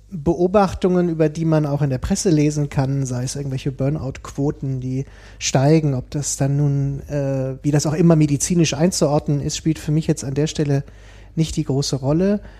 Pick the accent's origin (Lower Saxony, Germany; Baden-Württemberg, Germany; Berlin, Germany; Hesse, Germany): Lower Saxony, Germany; Hanover; Also ähm, studiert und aufgewachsen in Hannover.